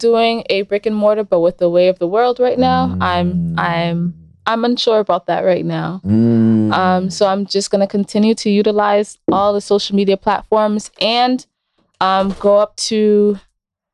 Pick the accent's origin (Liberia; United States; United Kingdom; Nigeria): Liberia; moved away; Liberia is a coastal country